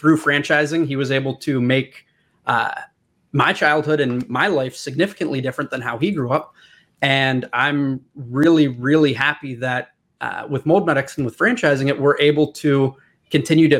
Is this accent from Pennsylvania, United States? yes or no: yes; Pennsylvania, United States; Born and raised